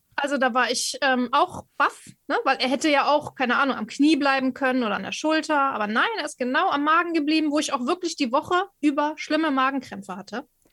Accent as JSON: {"language": "German", "town": "Cologne", "region": "North Rhine-Westphalia", "country": "Germany", "said": "Ich bin ja Kölnerin"}